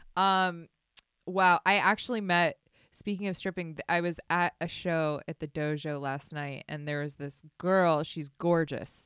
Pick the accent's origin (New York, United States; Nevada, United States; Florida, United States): Nevada, United States; Las Vegas; I grew up in Vegas